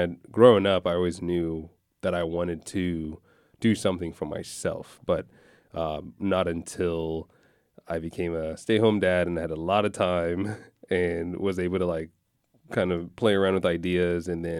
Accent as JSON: {"language": "English", "region": "Virginia", "country": "United States", "tie": "born or raised there", "said": "She got a job that we grew up in Virginia."}